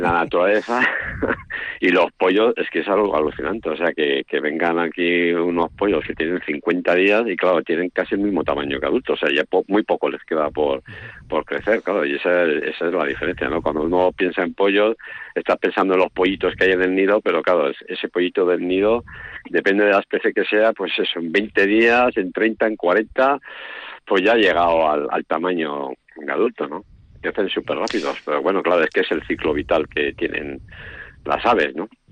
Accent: Vitoria-Gasteiz, Basque Country, Spain; mi padre nació en Vitoria, entonces, claro, yo nací en Vitoria

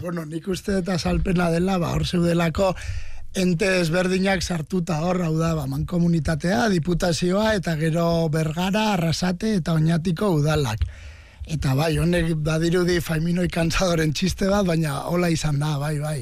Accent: Oñati, Basque Country, Spain; born or raised there

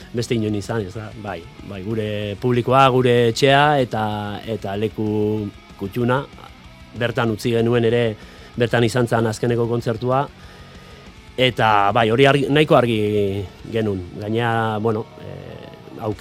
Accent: Pasaia, Basque Country, Spain; ni pasaitarra naiz, paisai San Pedrokoa naiz, eta, bueno, arrantzale eh, herria

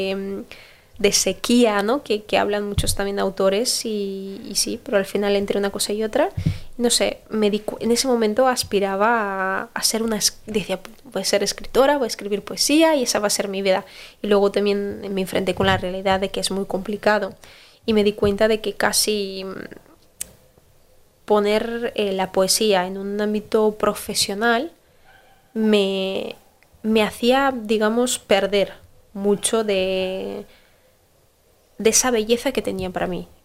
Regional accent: Basque Country, Spain; also born or lived in Brazil; yo digo, yo soy vasca, o sea, yo nací en Brasil y también soy brasileña, pero yo soy vasca.

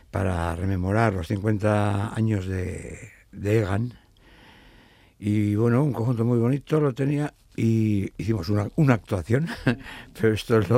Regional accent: Azpeitia, Basque Country, Spain; Se irá notando, se que soy de Azpeitia.

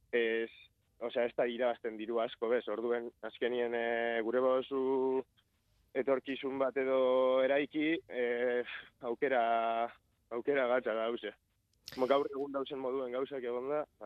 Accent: Elorrio, Basque Country, Spain; elorrizoko gazte bat nazta

